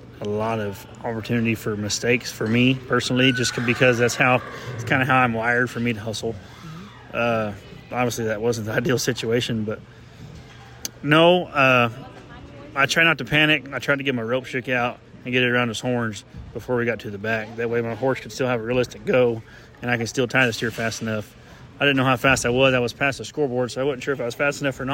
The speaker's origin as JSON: {"language": "English", "region": "Oklahoma", "country": "United States", "tie": "born or raised there", "said": "the only guy that's truly born and raised in Oklahoma"}